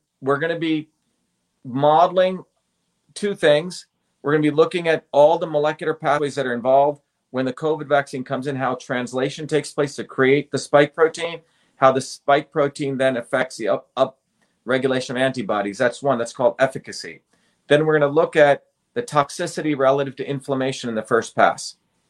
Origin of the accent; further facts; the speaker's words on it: India; moved away; I think when I came from India to here, I think I had to take probably like tetanus or something many, many years ago, 1970.